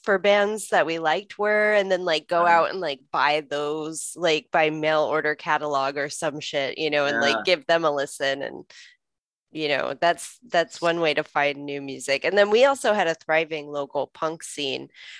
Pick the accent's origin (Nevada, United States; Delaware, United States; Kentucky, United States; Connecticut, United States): Nevada, United States; Las Vegas; I grew up in Vegas.